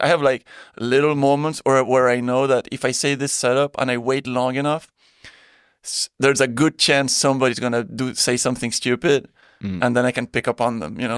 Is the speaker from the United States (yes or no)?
no; Belgium; moved away as an adult; also born or lived in Spain / Thailand; born in Spain. Yeah, yeah. Then I grew up in Belgium.